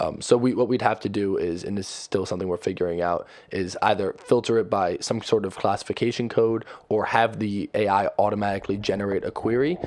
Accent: New Jersey, United States; moved away as an adult; also born or lived in Connecticut; We're from Jersey.

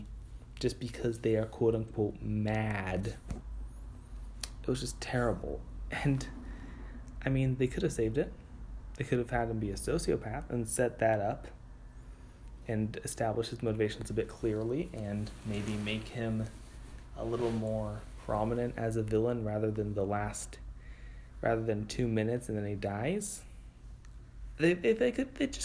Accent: California, United States; I'm Californian

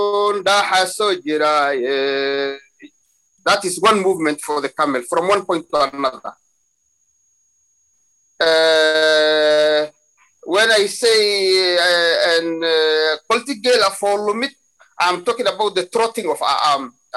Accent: Somalia; Somalis, or we come from the Cushitic speaking people in East Africa

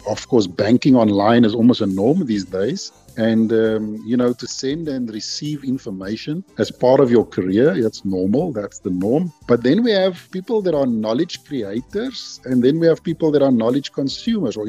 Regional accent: Stellenbosch, Western Cape, South Africa; we're based in Jamestown in Stellenbosch. That's where my hometown is

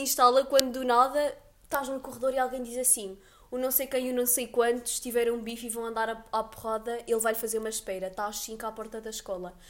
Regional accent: Aveiro, Centro, Portugal; nós cá em Aveiro, pronto, somos de Aveiro

